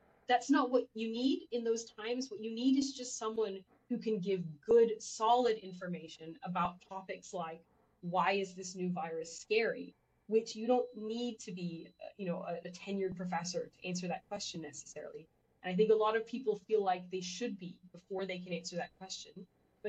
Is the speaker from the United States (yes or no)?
yes; Texas, United States; Well, so I grew up partially in Texas, as some people may know